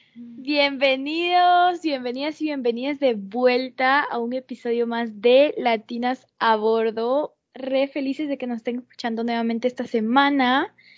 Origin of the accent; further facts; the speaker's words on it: Peru; now in United States; mi país, en Perú